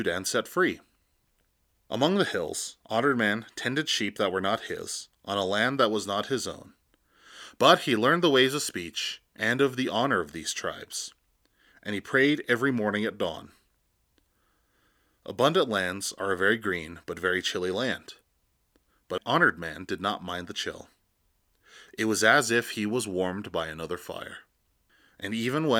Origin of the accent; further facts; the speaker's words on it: Sicangu Lakota, United States; I am from the Sechangu Lakota